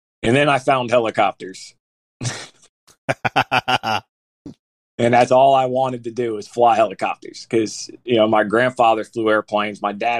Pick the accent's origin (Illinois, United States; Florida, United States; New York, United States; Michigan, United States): Florida, United States; Fort Lauderdale; moved away as an adult; also born or lived in Middle Tennessee; now in Tennessee, United States; I'm from Florida, but I moved to Tennessee a couple years ago. And I'm from down there in Fort Lauderdale